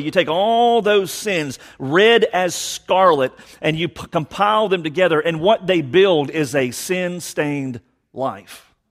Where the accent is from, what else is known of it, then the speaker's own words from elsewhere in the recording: Savannah, Georgia, United States; born and raised in Savannah, only lived away for certain segments of our lives